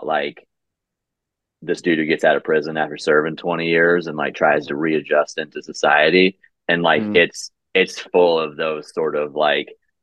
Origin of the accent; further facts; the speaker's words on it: Oklahoma, United States; growing up in Oklahoma